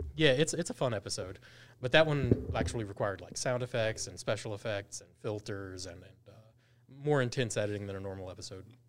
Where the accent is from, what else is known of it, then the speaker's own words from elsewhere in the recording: Gastonia, North Carolina, United States; I'm from Gaston County